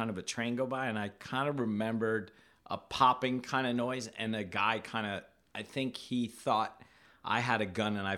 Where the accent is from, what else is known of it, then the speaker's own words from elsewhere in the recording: Hawaii, United States; moved away; I'm from Hawaii originally. Grew up surfing, skating, taking photos, making art